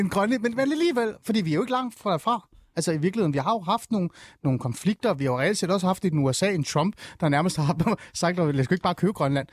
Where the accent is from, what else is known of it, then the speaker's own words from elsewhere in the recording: Iran; now in Denmark; jeg er selv fra Mellemøsten, jeg er fra Iran